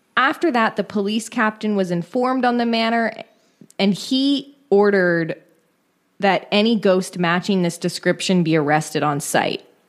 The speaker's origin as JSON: {"language": "English", "area": "San Francisco Bay Area", "region": "California", "country": "United States", "tie": "born or raised there", "said": "my hometown, the San Francisco Bay Area"}